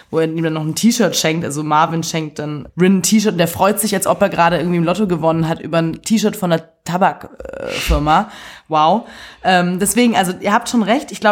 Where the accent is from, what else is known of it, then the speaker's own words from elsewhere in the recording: Swabia, Germany; ich bin Schwabe